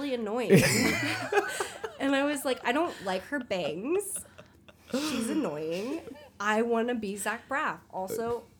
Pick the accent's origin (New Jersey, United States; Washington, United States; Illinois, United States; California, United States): California, United States; now in New York, United States; we're all from California.